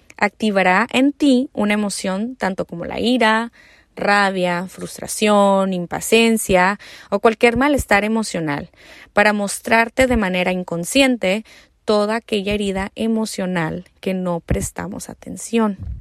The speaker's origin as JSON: {"language": "Spanish", "country": "Mexico", "also_born_or_lived": "United States", "said": "soy mexicana americana, ¿no? Pero más mexicana"}